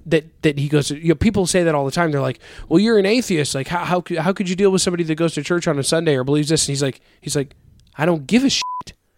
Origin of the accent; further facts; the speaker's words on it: United States; I'm an American